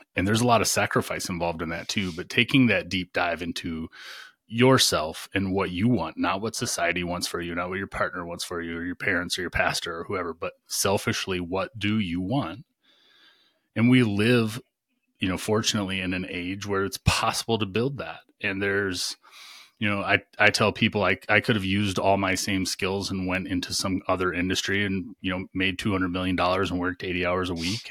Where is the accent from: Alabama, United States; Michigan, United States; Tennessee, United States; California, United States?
Michigan, United States; also born or lived in Virginia; now in North Carolina, United States; I grew up in Michigan